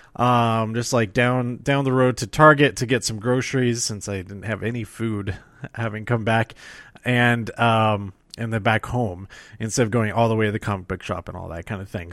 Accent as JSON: {"language": "English", "region": "Colorado", "country": "United States", "tie": "born or raised there", "said": "my home state"}